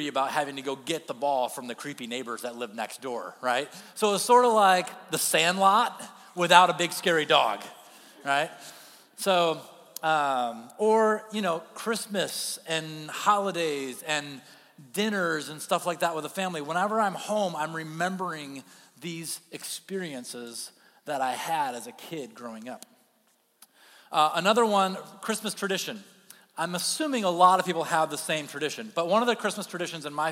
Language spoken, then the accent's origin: English; Kentwood, Michigan, United States; I grew up in Kentwood, Michigan